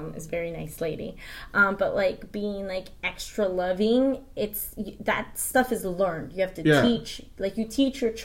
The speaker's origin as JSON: {"language": "English", "town": "Los Angeles", "region": "California", "country": "United States", "tie": "born or raised there", "said": "I was born in the United States doesn't make me less Guatemalan"}